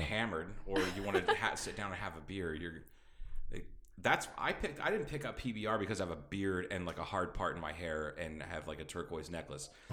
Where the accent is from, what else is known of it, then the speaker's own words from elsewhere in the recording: Midwest, United States; now in Kingman, United States; growing up in the Midwest